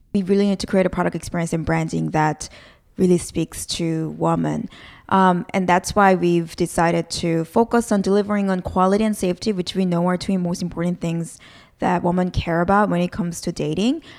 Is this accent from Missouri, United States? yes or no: no; Philadelphia, Pennsylvania, United States; an inner city kid growing up in Philadelphia